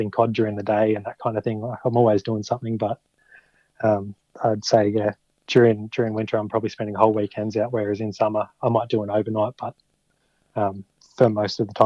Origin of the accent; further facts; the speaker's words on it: Albury, New South Wales, Australia; I grew up in Albury